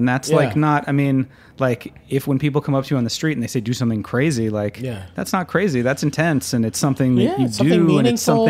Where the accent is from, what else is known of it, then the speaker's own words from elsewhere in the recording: United States; to me as an American